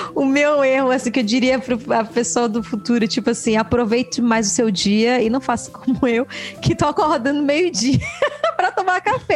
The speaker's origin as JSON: {"language": "Portuguese", "country": "Brazil", "moved": "as an adult", "said": "eu venho do Brasil"}